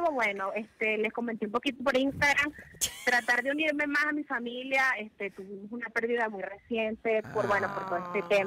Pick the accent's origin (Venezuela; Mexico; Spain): Venezuela; now in Lima, Peru; Estoy, ya, estoy desde Lima, Perú. Soy venezolana, pero estoy en Perú.